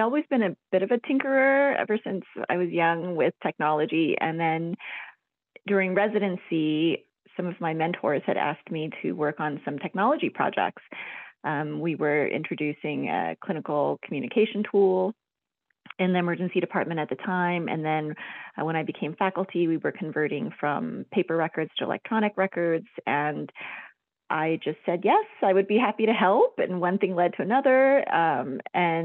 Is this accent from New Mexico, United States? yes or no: yes; Albuquerque, New Mexico, United States; I'm basically from New Mexico. I grew up here and went to school here